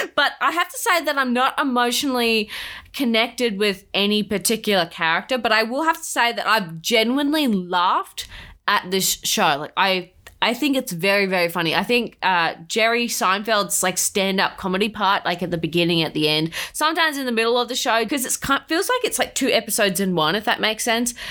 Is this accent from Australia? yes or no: yes; Australia